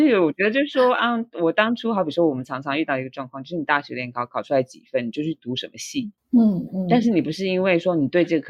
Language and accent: Chinese; Taiwan; moved away as an adult; now in Norway; 我在台湾就是求学啊，甚至于求职的的呃之路都是非常顺利